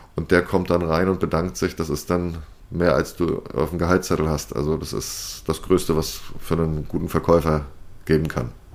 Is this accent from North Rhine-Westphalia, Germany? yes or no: no; Mecklenburg-Vorpommern, Germany; meinem Heimatland Mecklenburg-Vorpommern